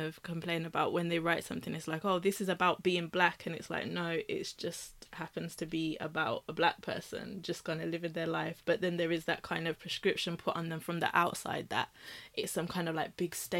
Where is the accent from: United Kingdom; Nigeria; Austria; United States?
United Kingdom; growing up in the UK, growing up in Britain